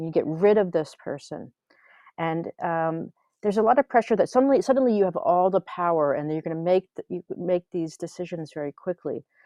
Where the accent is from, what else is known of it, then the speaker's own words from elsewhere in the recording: Philadelphia, Pennsylvania, United States; moved away as an adult; also born or lived in New Mexico; now in Helsinki, Finland; I grew up in Philadelphia area, and we moved to New Mexico